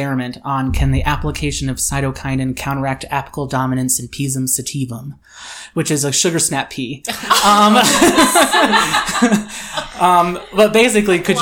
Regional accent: Florida, United States; moved away as an adult; now in Colorado, United States; I grew up in Florida

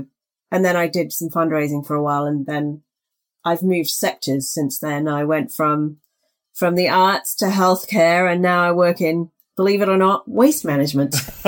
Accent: Wimbledon, London, United Kingdom; accent: South London; also born or lived in Reading / Warwickshire; now in Canada; And then I went to school in the UK, and I ended up with, I guess, a South London accent because I grew up in Wimbledon.

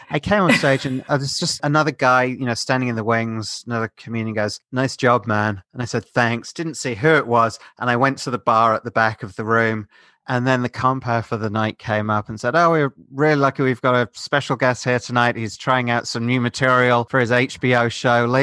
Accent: United Kingdom; And because I'm British, I have an eccentric spelling of …

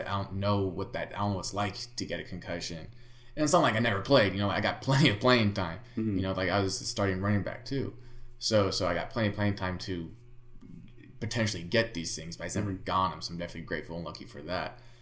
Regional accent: Bay Area, California, United States; I was born in the Bay Area, so I grew up a Niner fan

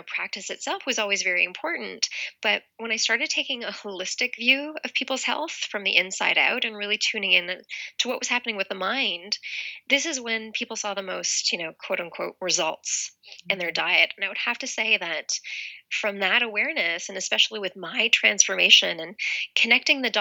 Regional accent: Toronto, Ontario, Canada; now in Los Angeles, United States; I'm from Toronto, Canada. Originally, I live in Los Angeles now

